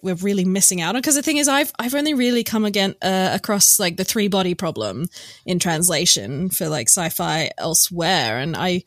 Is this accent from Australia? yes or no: yes; Australia; I'm Australian